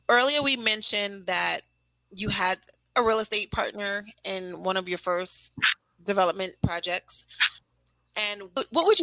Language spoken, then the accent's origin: English; Newark, New Jersey, United States; also born or lived in Montclair, New Jersey; now in East Orange, United States; I grew up in Newark, New Jersey